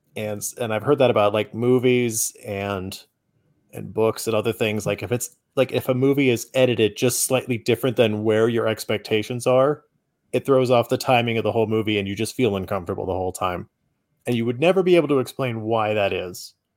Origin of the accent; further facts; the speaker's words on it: United States; as an American, it hit a little bit differently